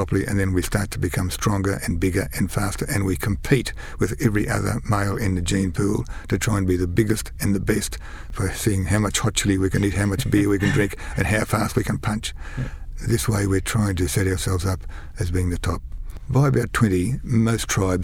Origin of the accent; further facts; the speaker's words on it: Kingaroy, Queensland, Australia; also born or lived in Brisbane; I was actually born and raised outside of Kingaroy. I was born in Kingaroy, but raised on a peanut farm, on a peanut dairy farm.